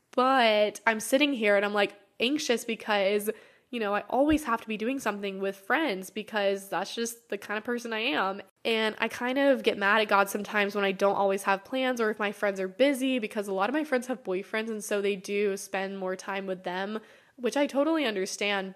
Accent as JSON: {"language": "English", "country": "United States", "tie": "born or raised there", "said": "growing up in America"}